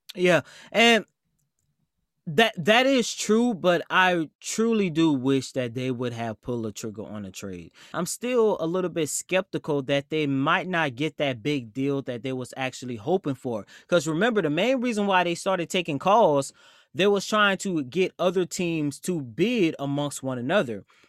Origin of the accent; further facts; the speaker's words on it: New Orleans, Louisiana, United States; I love my New Orleans Saints because I am from New Orleans